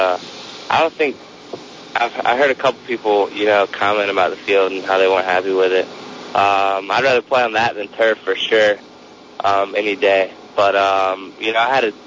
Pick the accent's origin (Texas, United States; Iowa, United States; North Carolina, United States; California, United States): North Carolina, United States; Winston-Salem; moved away; I'm from Winston-Salem, where Wake Forest is